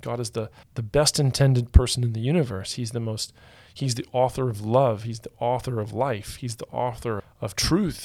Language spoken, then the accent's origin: English; United States; I'm from the United States of America